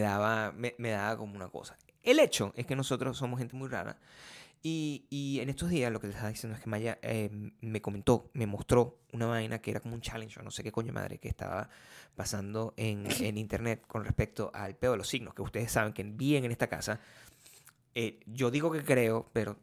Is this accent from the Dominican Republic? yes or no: no; Venezuela; moved away; el país de donde yo vengo